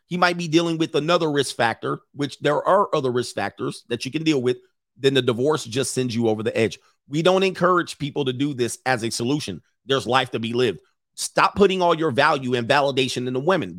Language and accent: English; Los Angeles, California, United States; I grew up in Los Angeles in Southern California